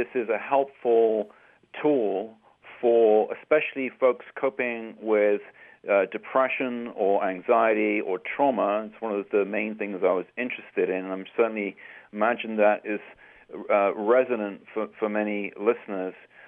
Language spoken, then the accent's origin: English; England, United Kingdom; growing up in England many years ago